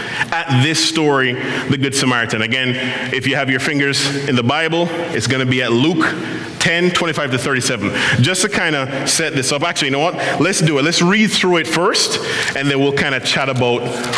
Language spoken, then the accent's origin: English; Jamaica; now in Ottawa, Canada; I'm Jamaican.